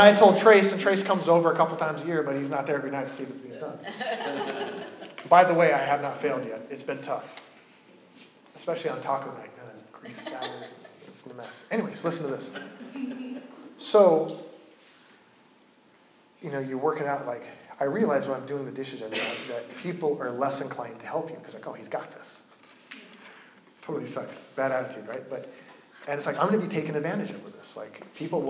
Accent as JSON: {"language": "English", "region": "Oregon", "country": "United States", "tie": "born or raised there", "said": "I'm from Oregon, and I grew up deep in Bigfoot lore"}